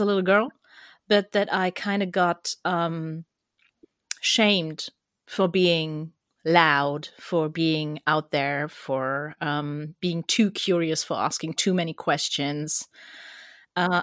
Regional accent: Germany; accent: German; English is a second language; my German accent.

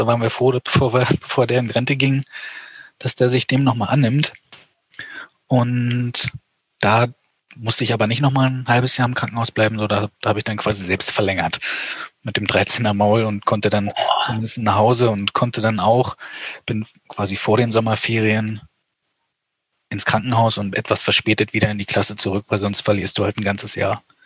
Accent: eastern Germany, Germany; Ich komme aus dem Osten Deutschlands

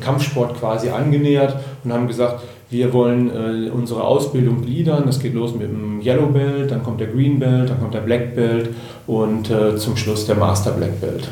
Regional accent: Germany; bei uns in Deutschland

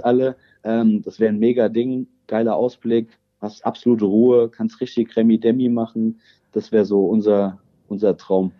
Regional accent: Rosbach vor der Höhe, Hesse, Germany; moved away as an adult; now in Rockenberg, Germany; bin ja eigentlich ein Ur-Rosbacher

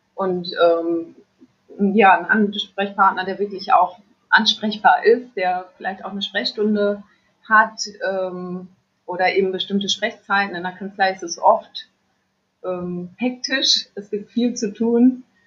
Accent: Friesland, Lower Saxony, Germany; also born or lived in Varel; ich komme eigentlich aus Friesland

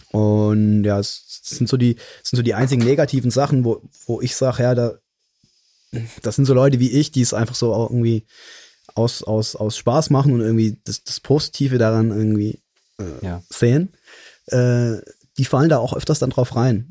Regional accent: Mannheim, Baden-Württemberg, Germany; hier in meiner Heimatstadt in Mannheim

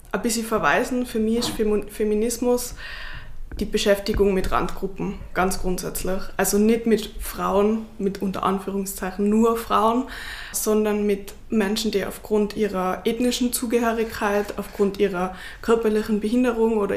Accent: Tyrol, Austria; Also meine Eltern und Großeltern würden das verleugnen, weil natürlich bin ich wie jedes Kind in Tirol oder fast jedes Kind in Tirol mit drei auf die Ski gestanden.

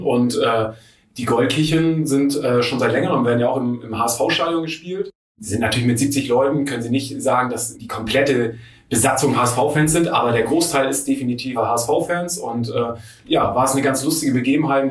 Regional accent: Friedrichstadt, Schleswig-Holstein, Germany; Ich komme ziemlich weit aus dem Norden Deutschlands, ähm, oben aus, äh, von der Nähe von Husum aus Friedrichstadt.

